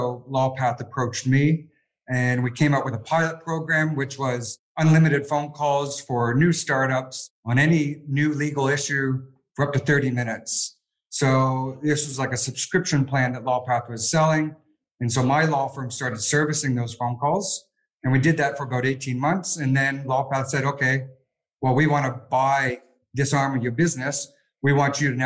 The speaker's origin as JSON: {"language": "English", "country": "Canada", "moved": "as an adult", "lives_now": "Sydney, Australia", "said": "I'm Canadian"}